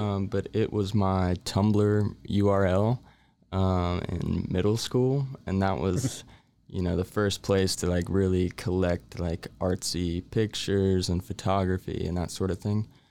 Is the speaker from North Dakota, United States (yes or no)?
no; Waco, Texas, United States; born and raised in Waco